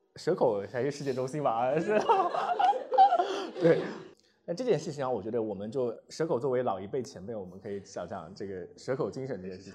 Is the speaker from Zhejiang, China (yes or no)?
yes; Zhejiang, China; moved away as an adult; also born or lived in Shanghai; now in Shenzhen, China; 我是一九年从深圳的北方来的深圳，我是浙江人，然后我在浙江待了二十二年，然后在上海生活了八年，然后才来的深圳